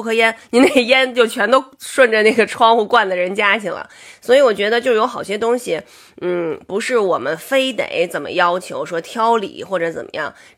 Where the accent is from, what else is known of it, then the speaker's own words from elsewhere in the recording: Beijing, China; 我是北京人